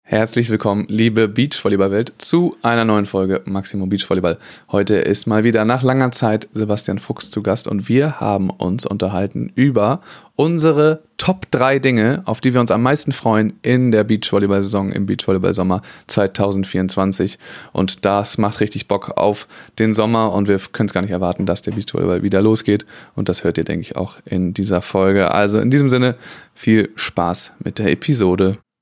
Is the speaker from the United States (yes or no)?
no; Kiel, Schleswig-Holstein, Germany; ich komme ja nun mal aus Kiel